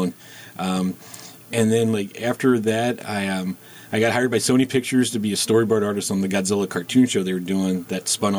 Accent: Wilmington, Delaware, United States; I grew up on the East Coast in Delaware.

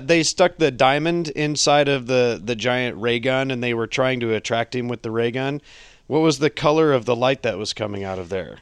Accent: United States; I'm an American.

